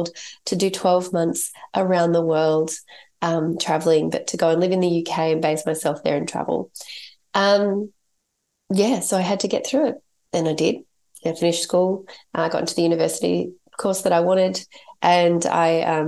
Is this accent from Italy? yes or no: no; Australia; my parents are English, and I grew up in Australia. I was born in Australia. So I'm Australian